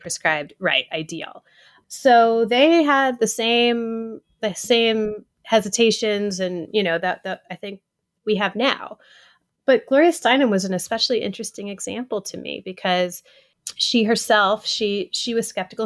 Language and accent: English; Atlanta, Georgia, United States; now in New York City, United States; I grew up in Atlanta